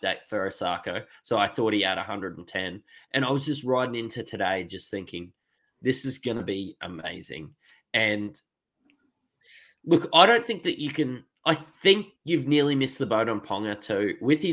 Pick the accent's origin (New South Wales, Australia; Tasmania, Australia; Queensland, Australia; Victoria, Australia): Queensland, Australia; me as a Queenslander